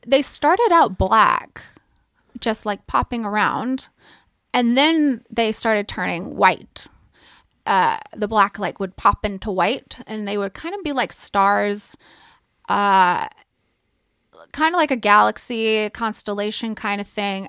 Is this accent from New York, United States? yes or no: no; East Tennessee, United States; I'm from East Tennessee